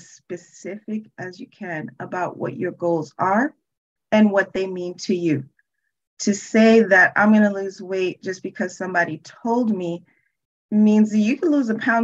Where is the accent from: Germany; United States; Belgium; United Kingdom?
United States; New York City, New York; I actually was born and raised in Brooklyn, New York